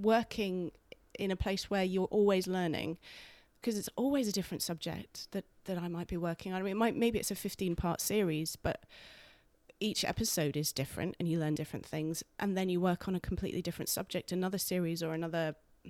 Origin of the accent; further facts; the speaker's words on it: Guildford, South East England, United Kingdom; also born or lived in London; now in York, United Kingdom; I'm not from Yorkshire. I'm from Guildford. I was born in Guildford